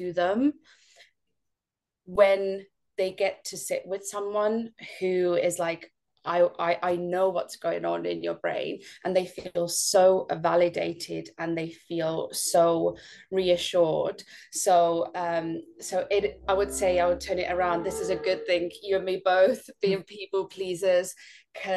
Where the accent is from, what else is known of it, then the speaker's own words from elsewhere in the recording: Estonia; moved away; I'm not from the UK. I'm actually from Estonia.